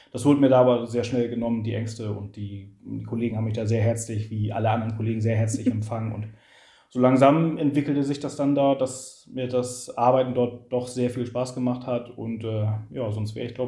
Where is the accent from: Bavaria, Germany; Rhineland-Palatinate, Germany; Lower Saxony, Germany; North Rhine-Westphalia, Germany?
Lower Saxony, Germany; Also ich bin aufgewachsen im Kuxland, äh, bin hier geboren, habe hier Familie, habe hier Freunde, äh, mache hier Sport. Ich bin schon immer Küstenmensch gewesen